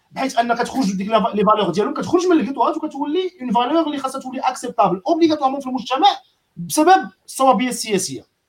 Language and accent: Arabic; Casablanca, Casablanca-Settat, Morocco; في الدرب عندنا فين كبرت في السلطان